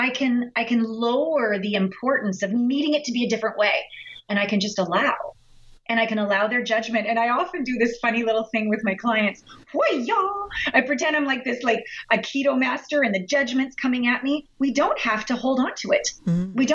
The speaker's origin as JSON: {"language": "English", "country": "Canada", "said": "we're all Canadian here"}